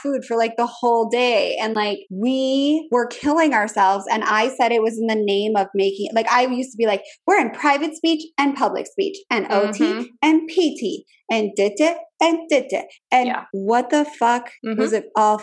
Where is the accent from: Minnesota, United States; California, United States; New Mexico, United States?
Minnesota, United States; now in Richmond, United States; I'm from Minnesota